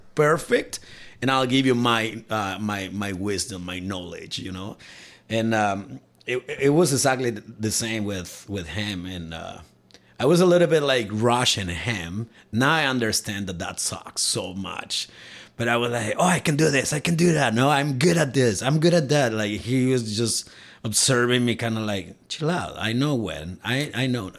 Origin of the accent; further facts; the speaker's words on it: Cuernavaca, Morelos, Mexico; moved away as an adult; now in Alberta, Canada; i'm from mexico and my hometown it's called cuernavaca